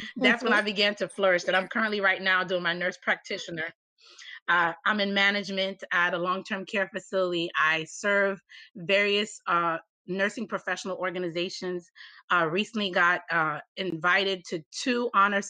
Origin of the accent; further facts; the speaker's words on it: Miami, Florida, United States; I was born in Miami